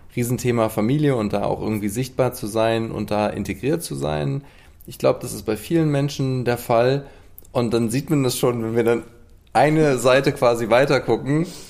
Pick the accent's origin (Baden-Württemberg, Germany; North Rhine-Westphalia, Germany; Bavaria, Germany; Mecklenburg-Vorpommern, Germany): North Rhine-Westphalia, Germany; Cologne; gebürtiger Kölner